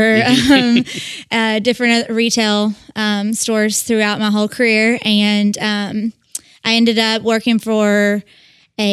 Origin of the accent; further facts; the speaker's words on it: Owensboro, Kentucky, United States; moved away as an adult; Owensboro was my hometown